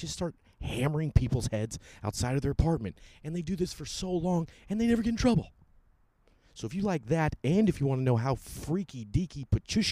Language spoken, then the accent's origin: English; San Francisco or Sacramento, California, United States; I was from San Francisco or Sacramento.